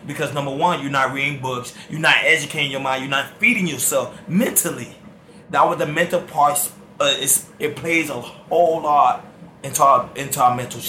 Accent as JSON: {"language": "English", "town": "Miami", "region": "Florida", "country": "United States", "tie": "born or raised there", "said": "I was born and raised in Miami, Miami, Florida."}